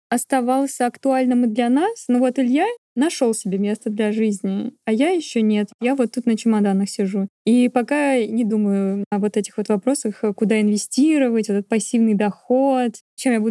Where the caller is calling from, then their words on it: New Zealand; из Новой Зеландии